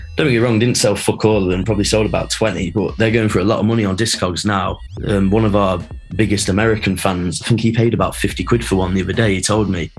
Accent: Nottingham, East Midlands, United Kingdom; I'm from Nottingham

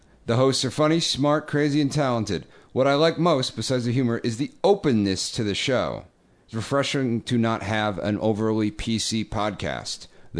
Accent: Rhode Island, United States; He's from my hometown, Rhode Island.

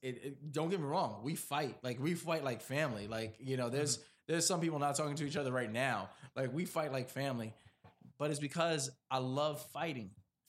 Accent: East Coast, United States; I'm from the East Coast, so like I know I get...

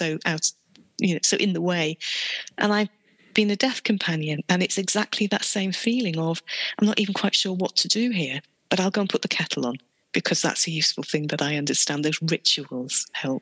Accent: United Kingdom; we're British

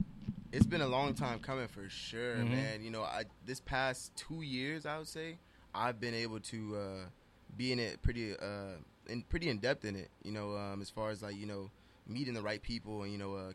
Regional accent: Las Vegas, Nevada, United States; I was born and raised in Vegas.

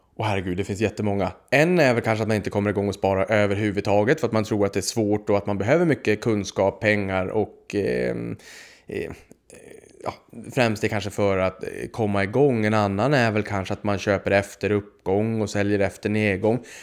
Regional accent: Boden, Norrbotten County, Sweden; Jag kommer från Boden uppe i Norrbotten

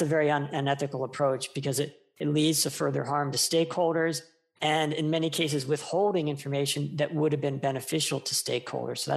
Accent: United States; my home country, the US

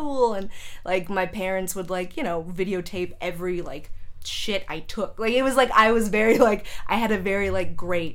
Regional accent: San Jose, California, United States; also born or lived in Chicago; I grew up in San Jose.

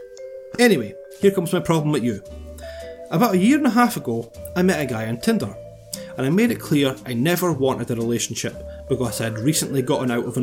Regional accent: Scotland, United Kingdom; accent: Scottish; the slightest change in your Scottish accent, indiscernible to people not from here.

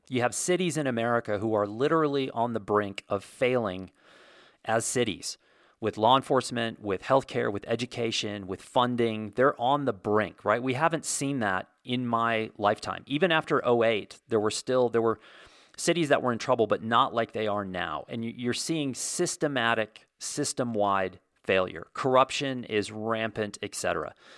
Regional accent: United States; also born or lived in Santa Fe, New Mexico; I can only speak to being an American and living here

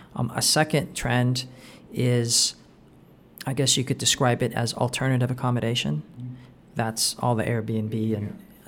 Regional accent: Anaheim, California, United States; I'm from Anaheim, so sometimes we say Magic Kingdom

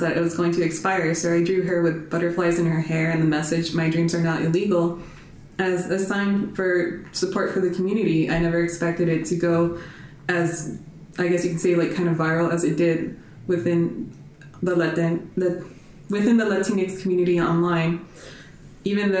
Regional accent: Eagle Pass, Texas, United States; moved away as an adult; also born or lived in Piedras Negras, Mexico / Dallas; I was born in Piedras Negras and raised on the border town of Eagle

